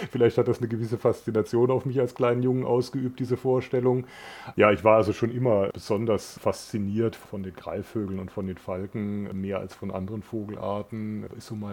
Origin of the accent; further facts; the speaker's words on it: Germany; dann bin ich in der, in der Gegend in Deutschland aufgewachsen